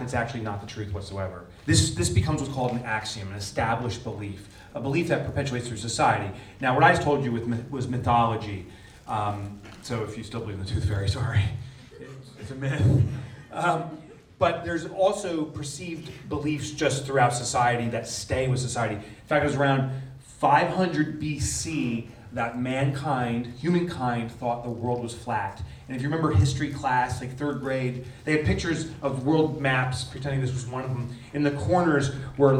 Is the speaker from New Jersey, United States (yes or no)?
yes; New Jersey, United States; I'm from the New York area, New Jersey